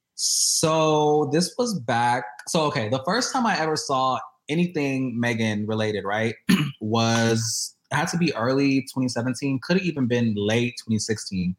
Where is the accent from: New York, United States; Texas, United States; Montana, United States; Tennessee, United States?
Texas, United States; Houston; moved away; I am born and raised in Houston